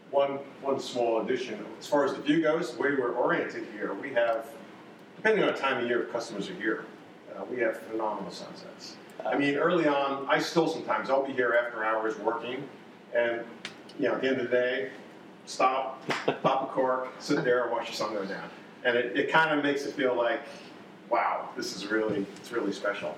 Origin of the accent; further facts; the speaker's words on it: New York, United States; moved away as an adult; also born or lived in Boston; now in North Carolina, United States; I grew up in New York, lived in Boston for many years